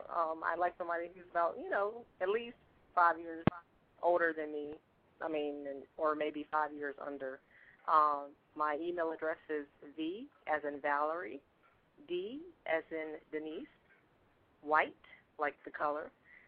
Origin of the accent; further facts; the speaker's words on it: Maryland, United States; moved away as an adult; now in Virginia, United States; Yeah, just kind of just moved there in February. I'm from Maryland, but I'm still from the same metropolitan area.